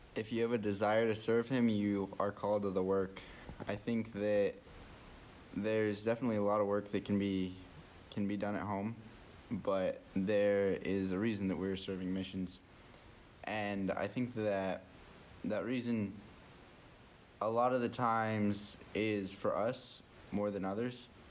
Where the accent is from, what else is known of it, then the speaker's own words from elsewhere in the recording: Cache Valley, Utah, United States; moved away; I'm from the Cache Valley, Utah area